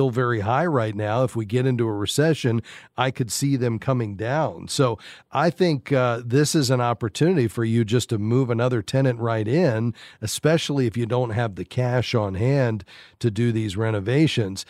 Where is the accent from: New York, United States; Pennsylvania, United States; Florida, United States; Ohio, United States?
Florida, United States; Fort Lauderdale; Fort Lauderdale, my hometown.